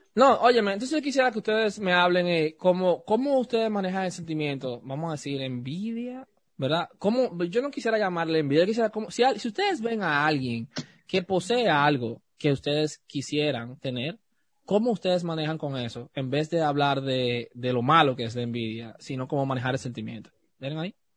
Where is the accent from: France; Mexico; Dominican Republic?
Dominican Republic; Yo soy dominicano, mi familia también es dominicana